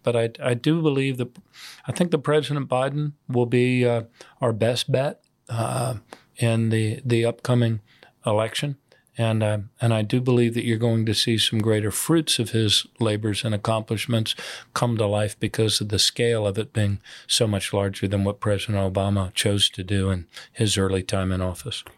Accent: United States; as an American in Ireland.

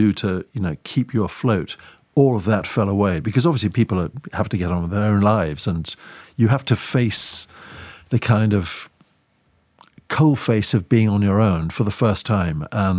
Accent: Eswatini; which was a nickname that she gave me because I grew up in Swaziland

